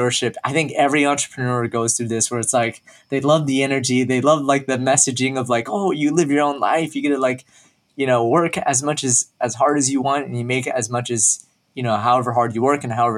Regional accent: Dallas, Texas, United States; I was born and raised in Dallas, Texas, pretty much been there all my life

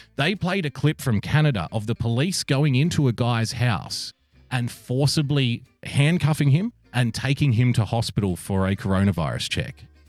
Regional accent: Sydney, New South Wales, Australia; this is my hometown of Sydney, little old Sydney town

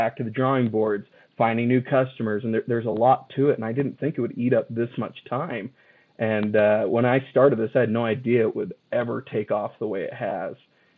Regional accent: Mesa, Arizona, United States; I moved up from Mesa, Arizona to go to school for mechanical engineering.

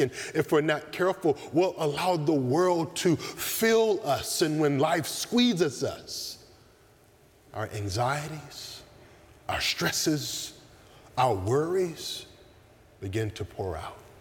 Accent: the South, United States; Growing up in the South

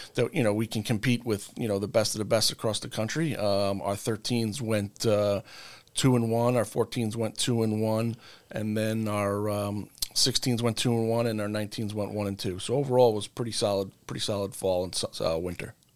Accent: Long Island, New York, United States; moved away as an adult; now in Connecticut, United States; originally from Long Island, New York.

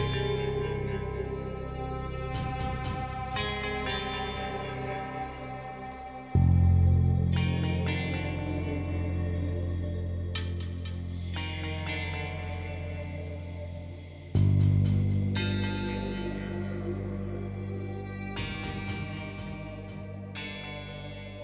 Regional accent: Colorado, United States; now in Massachusetts, United States; I'm from Colorado, but I live in Massachusetts

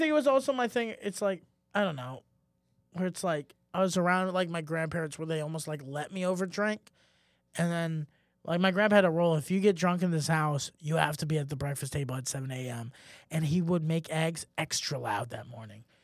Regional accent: Germany; moved away; when I grew up in Germany, you do start drinking at a young age

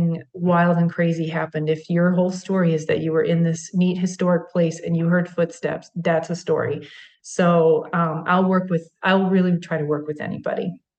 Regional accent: Maryland, United States; that's my home state

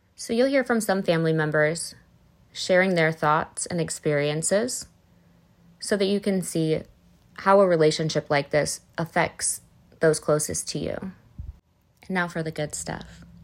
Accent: Northwest suburbs of Illinois, United States; also born or lived in Arizona; I grew up in the Northwest suburbs of Illinois.

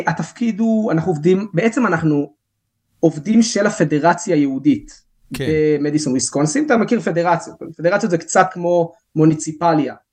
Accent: Alon Shvut, West Bank, Palestine; אני גדלתי באלון שבות, בוא נגיד שאני לא, האנגלית שלי לא הייתה איזה משהו וואו

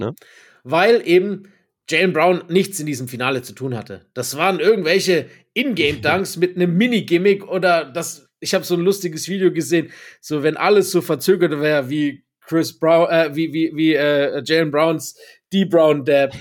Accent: Germany; Ich bin Deutscher

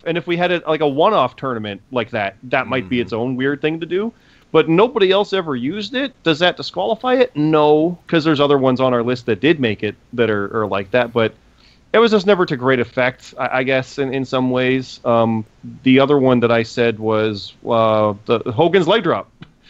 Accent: Canada; we're Canadian, and we didn't care for that one.

